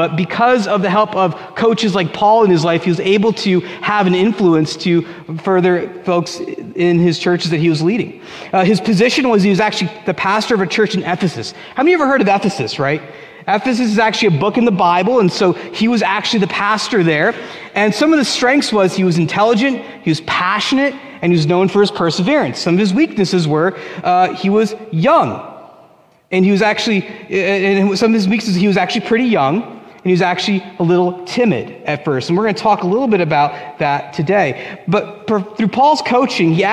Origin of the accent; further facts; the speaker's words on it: Union, New Jersey, United States; when I was a kid, 1989, I was 8 years old, and I tried out for Little League in Union, New Jersey